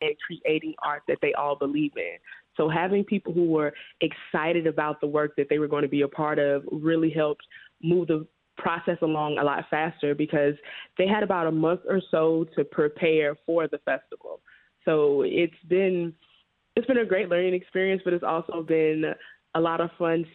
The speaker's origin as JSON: {"language": "English", "town": "Baton Rouge", "region": "Louisiana", "country": "United States", "tie": "born or raised there", "moved": "as an adult", "lives_now": "Chicago, United States", "said": "I moved here in 2017, but I was born in Baton Rouge, Louisiana, and it was in a predominantly Black neighborhood"}